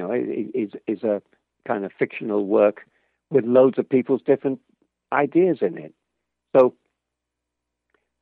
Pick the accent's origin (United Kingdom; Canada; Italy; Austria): United Kingdom; Liverpool, North West England; I'm from Liverpool, not even in the same country.